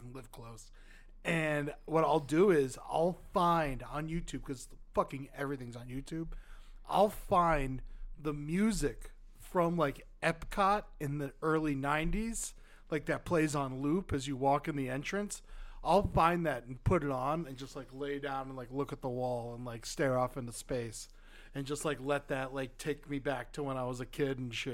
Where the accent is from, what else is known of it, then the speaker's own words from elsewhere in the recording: the South, United States; now in Los Angeles, United States; we're from the South